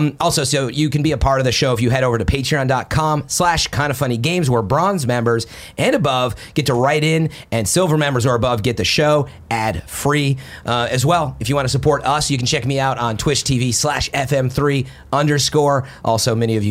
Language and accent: English; outside Chicago area, Illinois, United States; moved away; I'm from Illinois originally, outside Chicago area